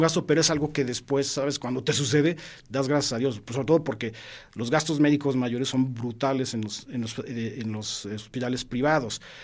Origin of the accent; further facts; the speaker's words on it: Mexico; como mexicanos